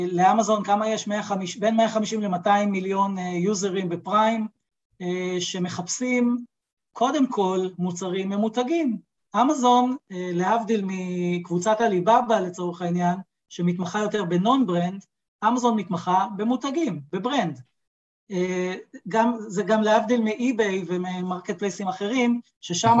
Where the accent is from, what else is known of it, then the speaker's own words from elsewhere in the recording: Israel; באתי מהעולם הישראלי, כישראלי, אני יודע איך זה עובד כאן בארץ